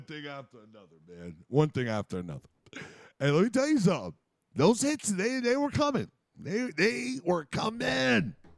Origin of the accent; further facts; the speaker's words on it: United States; I'm American